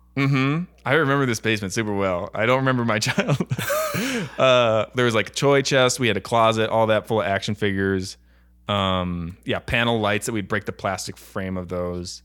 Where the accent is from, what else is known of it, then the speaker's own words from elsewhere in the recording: Buffalo, New York, United States; also born or lived in Florida; now in Los Angeles, United States; I'm from Buffalo, New York